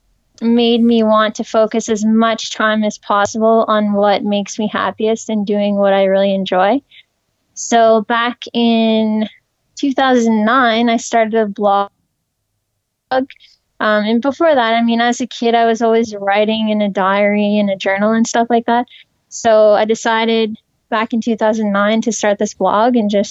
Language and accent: English; Napanee, Ontario, Canada; now in Ottawa, Canada; I grew up in Napanee, Ontario, in Canada